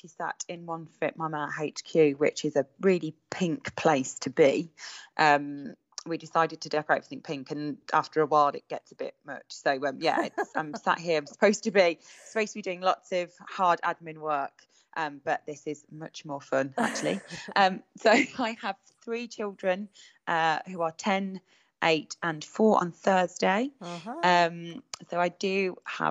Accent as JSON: {"language": "English", "town": "Birmingham", "region": "West Midlands", "country": "United Kingdom", "accent": "Brummy twang", "moved": "as an adult", "lives_now": "Redditch, United Kingdom", "said": "I haven't lost my Brummy twang. I only moved in September. I will always be a Brummy at heart."}